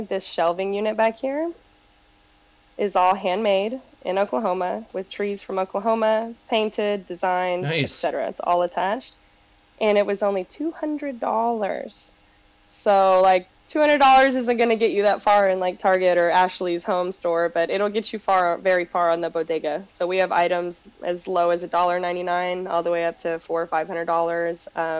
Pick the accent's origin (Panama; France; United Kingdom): Panama; now in United States; And we're Latino, we're from Panama, and we immigrated here together.